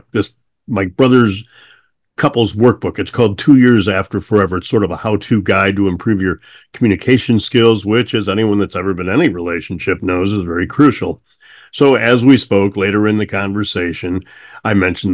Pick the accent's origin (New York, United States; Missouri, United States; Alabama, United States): Missouri, United States; moved away; I grew up in Missouri where my aunt and my granny was Annie